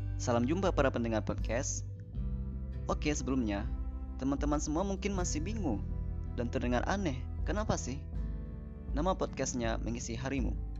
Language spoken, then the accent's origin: Indonesian; Padang, West Sumatra, Indonesia; Aku lahir di kota Padang 24 tahun yang lalu